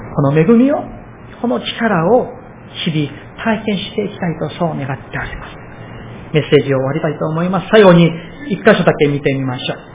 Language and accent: Japanese; South Korea; now in Japan; 私、韓国人として